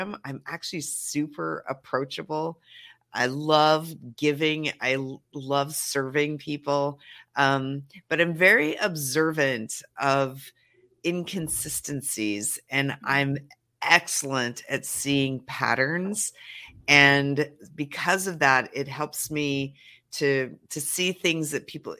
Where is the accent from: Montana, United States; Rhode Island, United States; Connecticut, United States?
Montana, United States; now in Los Angeles, United States; I am a Montana country girl through and through